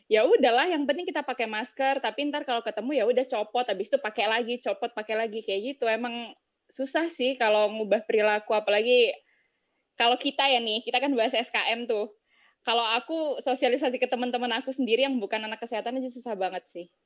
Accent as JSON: {"language": "Indonesian", "town": "Gresik", "region": "East Java", "country": "Indonesia", "said": "terus kemarin di daerah aku di Gresik tuh udah sempet tuh turun yang semula merah jadi zona kuning"}